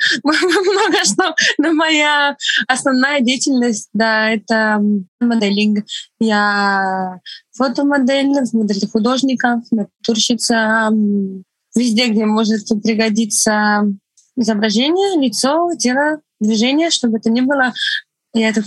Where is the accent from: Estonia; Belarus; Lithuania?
Estonia; first language Estonian; Russian is a second language; Мой первый язык не русский, мой первый язык эстонский. Угу. Русский, наверное, мой третий язык.